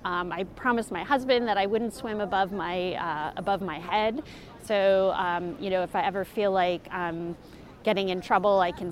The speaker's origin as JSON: {"language": "English", "town": "Coventry", "region": "Rhode Island", "country": "United States", "said": "I'm from Coventry, Rhode Island"}